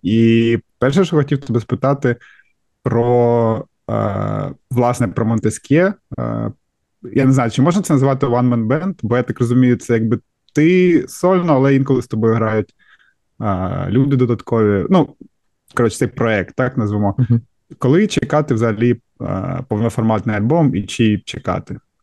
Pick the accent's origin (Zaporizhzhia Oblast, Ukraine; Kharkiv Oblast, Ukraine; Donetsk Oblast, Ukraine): Kharkiv Oblast, Ukraine; Kharkiv; я з Харкова і. Е, все життя там прожив